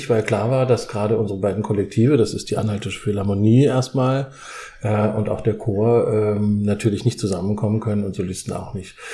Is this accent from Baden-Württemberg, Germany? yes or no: yes; Heidelberg, Baden-Württemberg, Germany; Also … ist mein Name. Ähm, ich komme aus